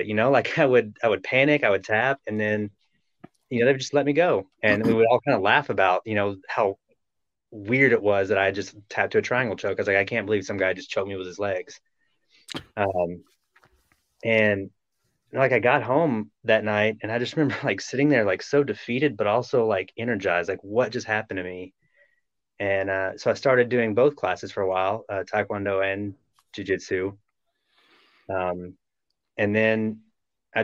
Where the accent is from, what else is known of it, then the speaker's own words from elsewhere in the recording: Little Rock, Arkansas, United States; moved away; I moved to Little Rock, which is my hometown